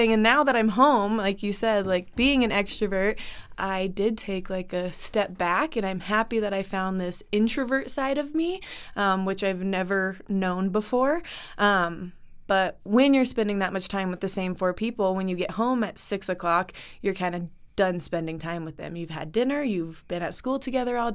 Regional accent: Lakewood, Colorado, United States; also born or lived in Thailand; I grew up in Lakewood, Colorado. I have never left.

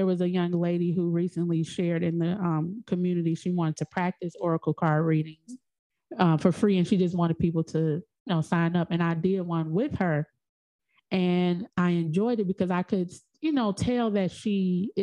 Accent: Chicago, Illinois, United States; also born or lived in Georgia; I'm in Chicago. I'm from Chicago.

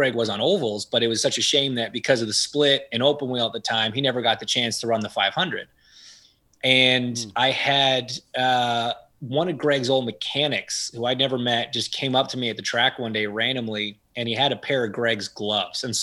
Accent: Canada; I grew up in Canada

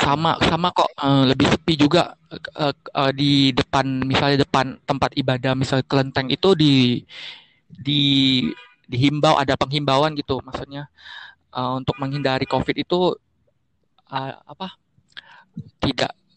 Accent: Bangka Belitung Islands, Indonesia

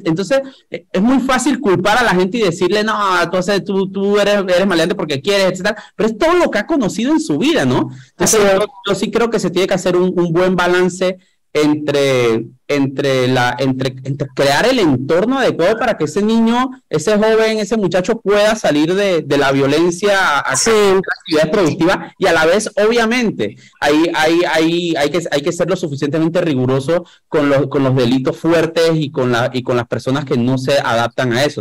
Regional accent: Panama; a mí como panameño

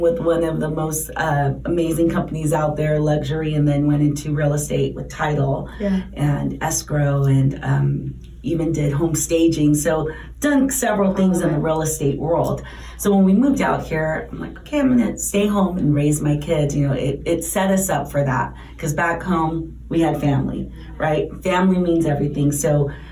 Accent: San Diego, California, United States; moved away as an adult; now in Arizona, United States; We're born and raised in San Diego

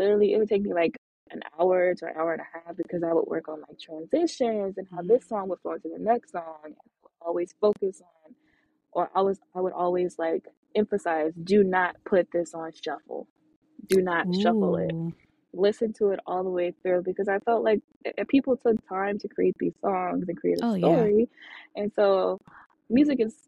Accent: Atlanta, Georgia, United States; also born or lived in Los Angeles; I lived in Atlanta. I was from Atlanta

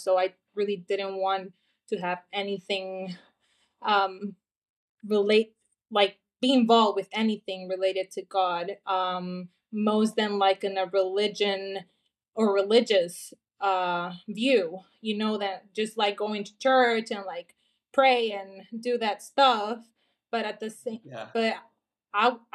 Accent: Honduras; I'm from Honduras. I'm currently here in Honduras. I live here. This is my home. This is my country.

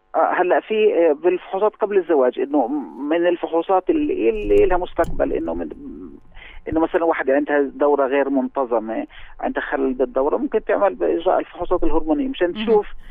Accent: Palestine; احنا عندنا في فلسطين

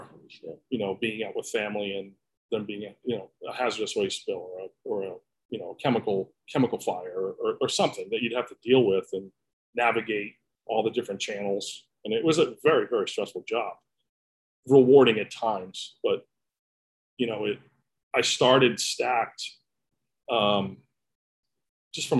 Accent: Boston, Massachusetts, United States; moved away as an adult; I grew up in Boston, spent my whole life there. We moved here about 6 years ago.

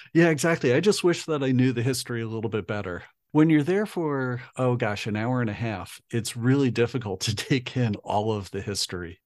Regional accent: United States; being an American

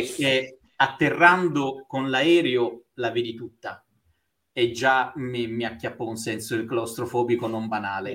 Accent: Bari, Apulia, Italy; moved away as an adult; also born or lived in Taranto / Belgium / England / Switzerland; now in Rome, Italy; Io sono nato a Taranto, da cui la birra Raffo, e sono stato a Bari fino alla laurea

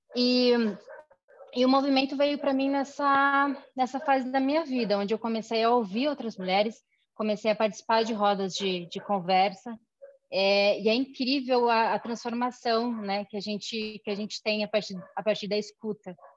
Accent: Chapecó, Santa Catarina, Brazil; moved away as an adult; now in Curitiba, Brazil; Eu nasci em Chapecó, eu moro em Curitiba. Em Curitiba já tem mais de 15 anos. Eu vim para estudar

